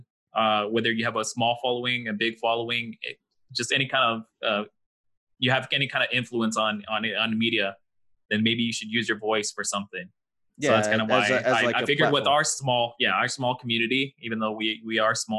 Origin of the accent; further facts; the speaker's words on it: El Paso, Texas, United States; We grew up in El Paso, Texas. Me and you are Mexican, Julian.